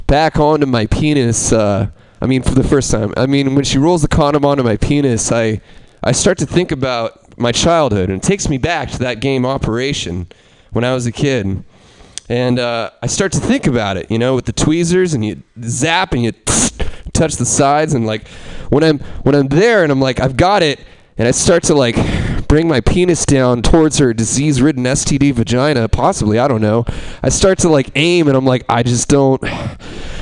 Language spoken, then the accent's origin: English; El Dorado Hills, California, United States; growing up in El Dorado Hills, a very white, suburbanite